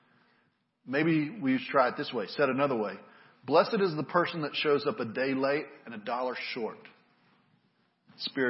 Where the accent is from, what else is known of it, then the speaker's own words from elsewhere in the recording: United States; I grew up in America